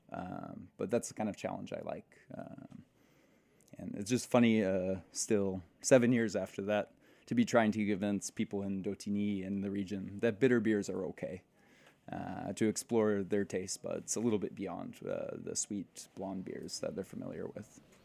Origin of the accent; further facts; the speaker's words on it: United States; now in Belgium; I'm the American in the brewery